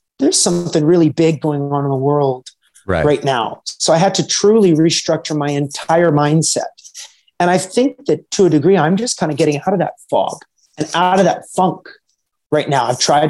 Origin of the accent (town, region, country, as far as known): Edmonton, Alberta, Canada; born or raised there